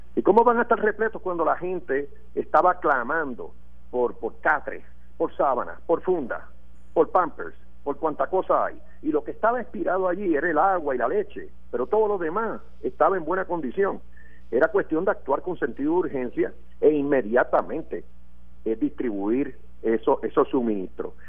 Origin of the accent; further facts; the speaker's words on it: Puerto Rico; nuestra isla.